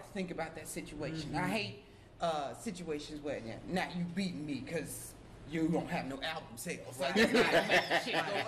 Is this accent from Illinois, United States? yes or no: yes; North Shore, Illinois, United States; I grew up in the North Shore